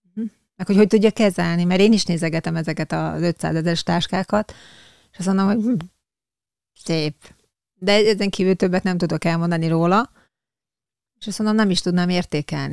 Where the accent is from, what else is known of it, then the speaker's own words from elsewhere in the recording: Hungary; also born or lived in Leninváros (Tiszaújváros), Borsod-Abaúj-Zemplén; falun hmm. nőttem fel utána, ugye Leninváros után